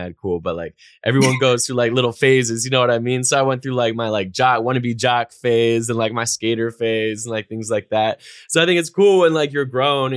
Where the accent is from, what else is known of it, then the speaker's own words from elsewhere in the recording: North Carolina, United States; I'm from the East Coast as well. I'm from North Carolina